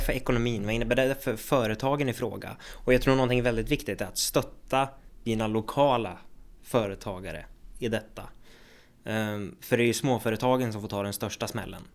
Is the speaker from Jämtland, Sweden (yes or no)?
no; Söderhamn, Gävleborg County, Sweden; also born or lived in Hudiksvall; jag är ju född i Hudiksvall, det är också Hälsingland, men jag har ju växt upp och bott i Söderhamn i hela mitt liv